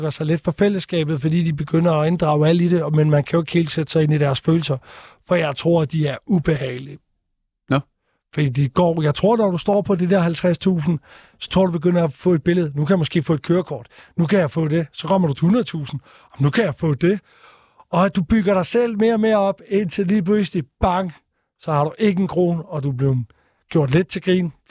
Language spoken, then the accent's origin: Danish; Stige, Southern Denmark, Denmark; Jeg kommer fra Odense af, eller Stige, som er en forstad til Odense.